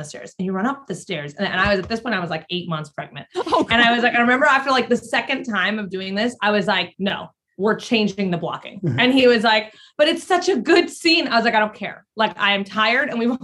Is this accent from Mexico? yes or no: yes; Mexico; moved away; I grew up in Mexico